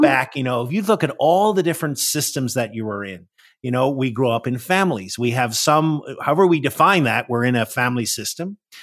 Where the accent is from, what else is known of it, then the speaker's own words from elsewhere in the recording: Northern Ireland, United Kingdom; moved away as an adult; now in Washington, D.C., United States; I am originally from Northern Ireland. That's where I was born and raised. I came to the U S, uh, in my twenties